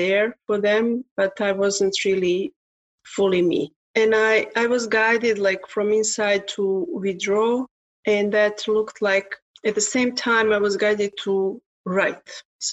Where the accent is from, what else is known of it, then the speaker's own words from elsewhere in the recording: Serbia; English is a second language; now in Canada; Originally, I'm from Serbia, but I'm living in Canada since 1994